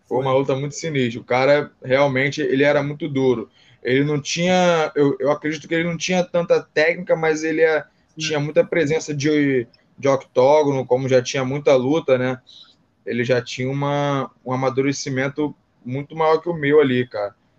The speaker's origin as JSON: {"language": "Portuguese", "region": "Rio de Janeiro", "country": "Brazil", "said": "eu sou do Rio"}